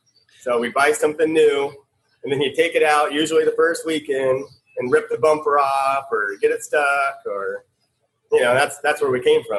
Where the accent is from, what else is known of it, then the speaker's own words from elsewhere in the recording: Phoenix, Arizona, United States; I grew up in Phoenix, Arizona, born and raised.